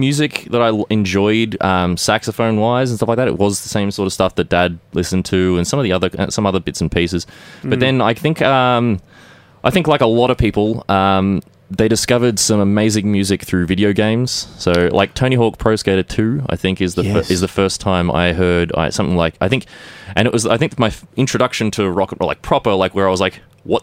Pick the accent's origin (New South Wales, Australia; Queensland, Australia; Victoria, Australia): Victoria, Australia; Watsonia; I am just about as close in Watsonia